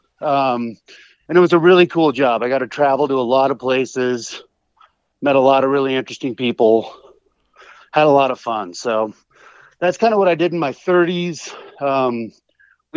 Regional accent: Oregon, United States; moved away as an adult; now in Montana, United States; I grew up in Oregon

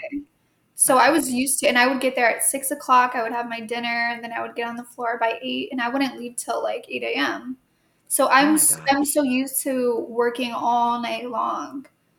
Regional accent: New York, United States; moved away; I grew up in New York.

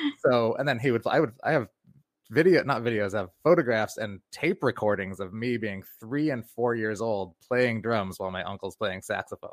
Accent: New York, United States; My dad's black, my mom's white. I'm from New York

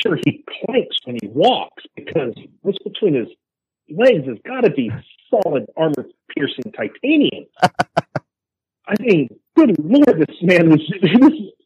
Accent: Texas, United States; being a Texan

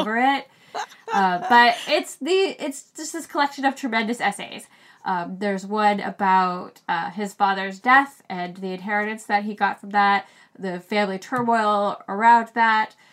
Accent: Maine, United States; we're both from Maine. And so even though we grew up in Maine

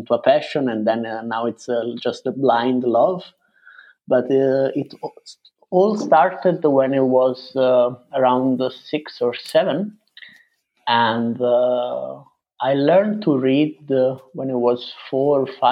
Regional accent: Italy; moved away as an adult; also born or lived in United Kingdom; now in Berlin, Germany; I come from Italy, but I have been living in Berlin for the last 10 years

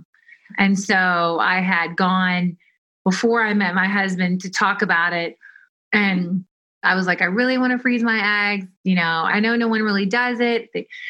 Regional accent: Kentucky, United States; moved away as an adult; also born or lived in Tennessee / New York / Europe; I'm from Kentucky

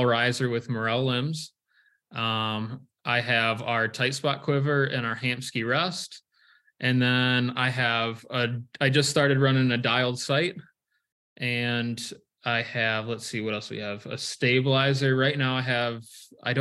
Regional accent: Michigan, United States; moved away as an adult; now in Iowa, United States; I was born and raised in Michigan

